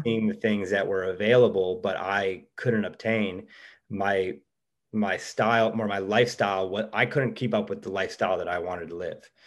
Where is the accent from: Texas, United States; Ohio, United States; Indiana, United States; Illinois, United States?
Ohio, United States; Cleveland; moved away as an adult; now in Los Angeles, United States; we're from Cleveland, Ohio.